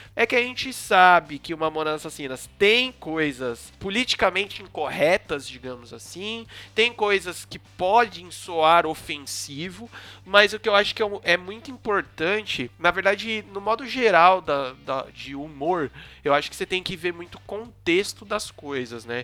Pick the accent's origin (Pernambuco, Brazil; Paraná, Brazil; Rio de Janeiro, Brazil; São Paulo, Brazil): São Paulo, Brazil; aqui a gente é de São Paulo, da zona sul. a gente mora perto, relativamente perto